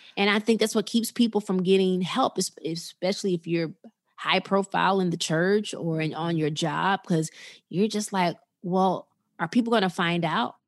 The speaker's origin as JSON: {"language": "English", "town": "Chicago", "region": "Illinois", "country": "United States", "moved": "yes", "lives_now": "Atlanta, United States", "said": "I'm a Chicago girl. I'm from the Chicago area"}